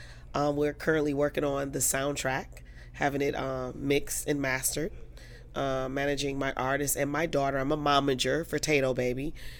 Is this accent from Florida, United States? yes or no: no; Detroit, Michigan, United States; Detroit, okay. Born and raised. Okay. Just wanted to make sure. Yeah, okay. Lower East Side, the bottom is what we call it.